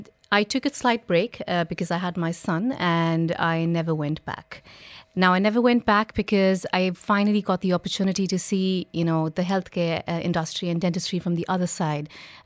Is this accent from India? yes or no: yes; India; moved away; I'm basically from India, but I've lived outside India most of my life